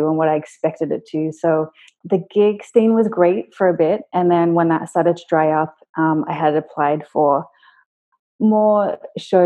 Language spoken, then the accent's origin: English; Sydney, New South Wales, Australia; I grew up in Sydney